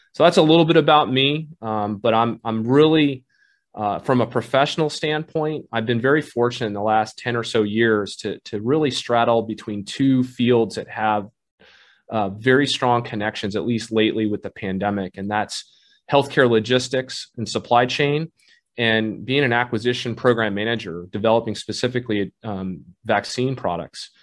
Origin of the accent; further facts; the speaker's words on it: Southern California, United States; also born or lived in Saigon, Vietnam; I grew up in Southern California for my formative years, went to school there all the way through undergrad